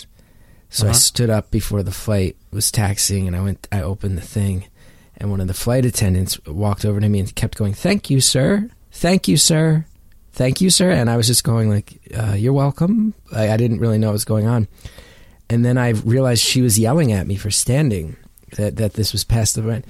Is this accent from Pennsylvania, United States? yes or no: no; New Jersey, United States; also born or lived in New York City; I'm from North Jersey, have spent a ton of time living in New York City